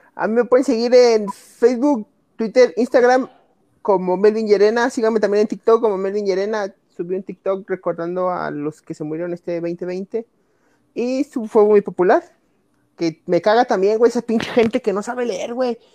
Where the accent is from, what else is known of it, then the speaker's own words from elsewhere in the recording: Mexico; somos mexicanos